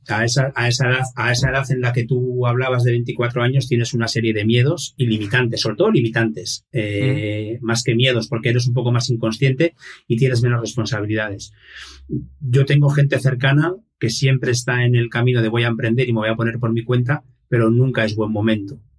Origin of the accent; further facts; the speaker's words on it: Irún, Basque Country, Spain; nací en el País Vasco, en un pueblito que se llama, una ciudad que se llama Irún, que hace frontera con Francia. Es eh, la última ciudad eh, antes de, de, hecho tenemos la frontera misma aquí. Y nací en el año 1976, con lo cual actualmente tengo 45 años. Y, nada, he vivido aquí toda mi vida.